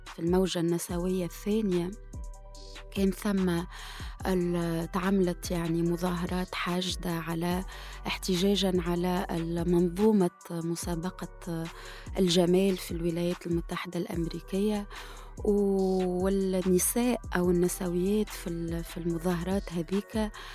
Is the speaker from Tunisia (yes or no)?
yes; Tunisia; نسوية وصحفية محرق وباحثة في العلوم السياسية من تونس